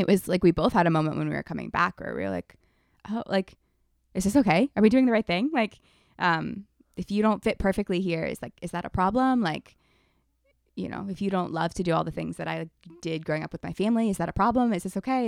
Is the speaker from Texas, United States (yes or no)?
no; Ohio, United States; moved away; we went back to my hometown in Ohio